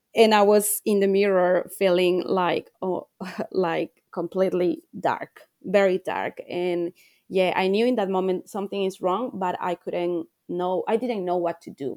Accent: Ecuador; moved away as an adult; now in Australia; I'm, I'm from Ecuador. I'm living here in Australia, but I come from a little country in South America.

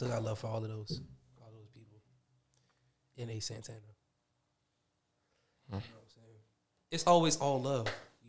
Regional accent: Boston, Massachusetts, United States; I'm from Boston.

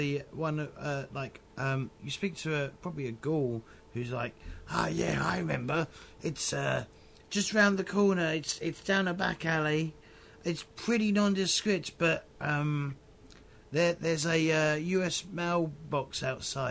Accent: England, United Kingdom; us English

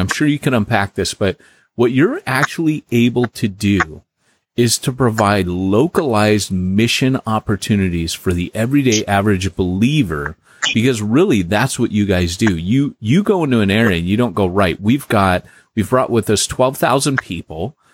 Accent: California, United States; I grew up in California as a Christian here

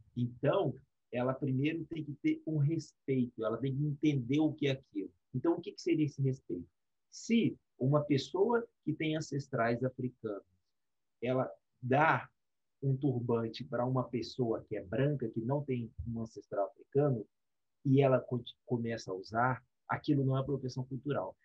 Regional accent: Espírito Santo, Brazil; nós somos do Espírito Santo

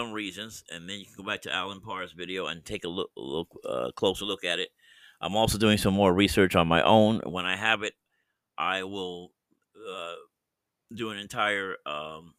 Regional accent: United States; I'm born in as an American citizen, so I'm here

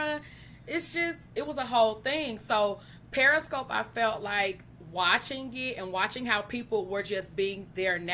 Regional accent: St. Louis, Missouri, United States; I am from St. Louis, Missouri

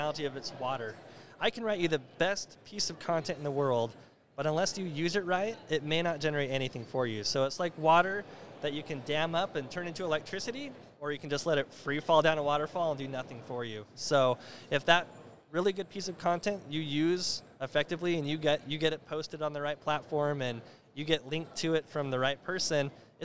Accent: United States; I'm American.

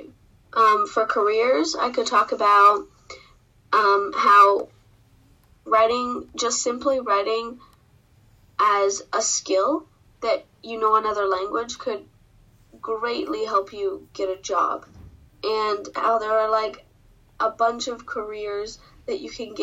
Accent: United States; first language English; I'm from the United States, and my first language is English

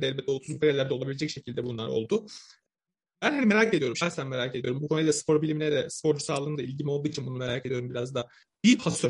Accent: Samsun, Turkey; Samsunluyum ben

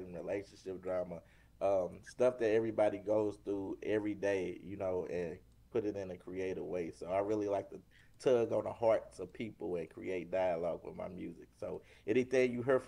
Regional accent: St. Louis, Missouri, United States; born and raised in St. Louis.

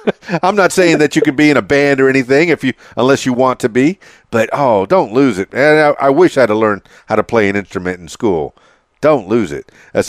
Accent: Miami, Florida, United States; now in Conway, United States; And yes, I said that with a southern drawl, even though I'm from Miami, and I transplanted to Conway, Arkansas.

